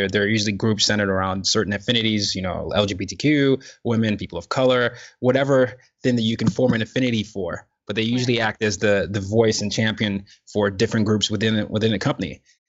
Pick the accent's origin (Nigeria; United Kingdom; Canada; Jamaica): Nigeria; And I'm from Nigeria and the culture is a little different.